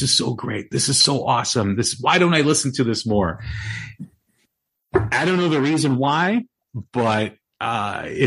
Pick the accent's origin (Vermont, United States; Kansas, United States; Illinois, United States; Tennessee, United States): Illinois, United States; Chicago; born or raised there